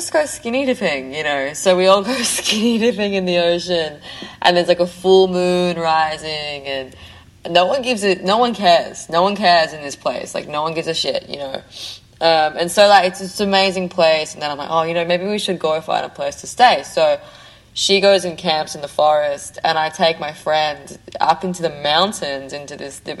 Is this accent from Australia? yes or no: yes; Australia; I'm Australian